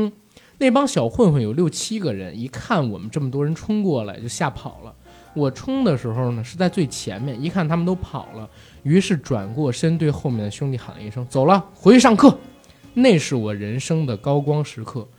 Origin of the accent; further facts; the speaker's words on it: Beijing, China; also born or lived in Shandong; 因为从小在北京长大，在老家呢没待几年，所以山东话讲的不是很好。